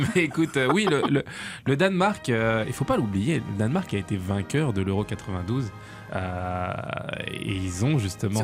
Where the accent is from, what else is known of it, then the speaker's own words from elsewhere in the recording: France; je suis français avant tout